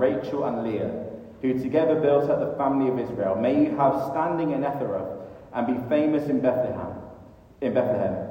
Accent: United Kingdom; we as British people

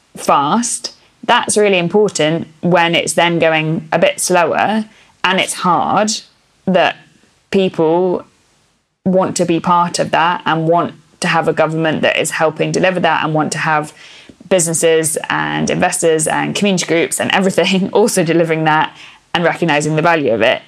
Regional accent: England, United Kingdom; accent: BBC English; first language English; I have a kind of BBC English accent

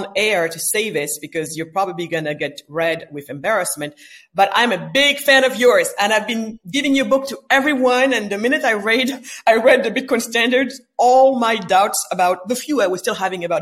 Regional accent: Senegal; I was born in West Africa, in Senegal, west coast of Africa

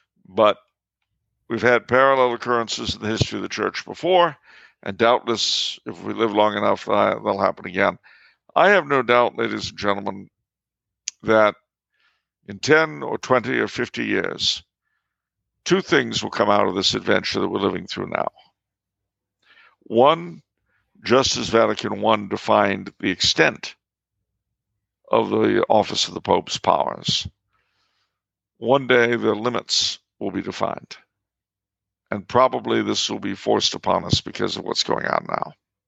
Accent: Canada; I mean, being French Canadian, you know, a sash around the waist used to be part of our folk garb.

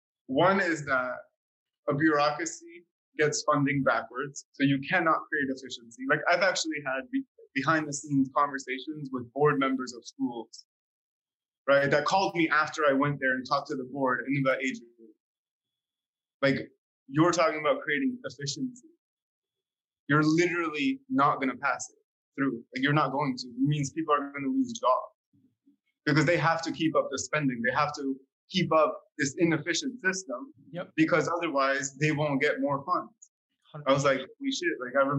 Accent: Slovakia; English is a second language; moved away; when I came from Slovakia, you know, like coming from a post-socialist communist country, like change did not occur.

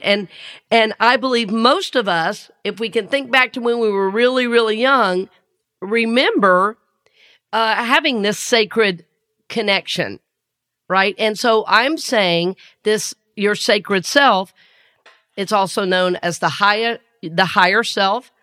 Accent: the South, United States; accent: Southern; I grew up in the South

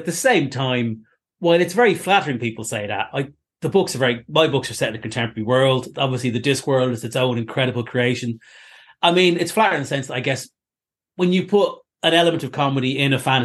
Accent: Ireland; now in United Kingdom

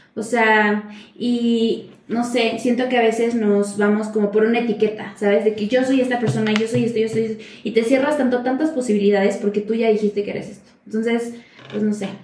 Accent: Xicotepec, Puebla, Mexico; mi pueblo mágico llamado Jicotepec.

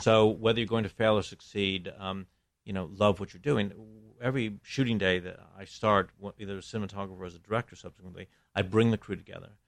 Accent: Buffalo, New York, United States; moved away as an adult; also born or lived in England / Greece; now in Los Angeles, United States; I grew up in Buffalo

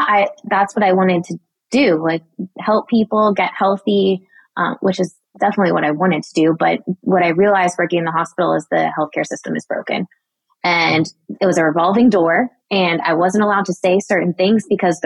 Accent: Daytona Beach, Florida, United States; my hometown, Daytona Beach

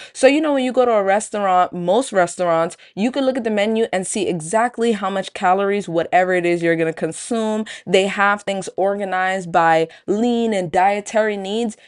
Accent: New York City, New York, United States; Where I grew up in Brooklyn, there just were no Panera Breads around

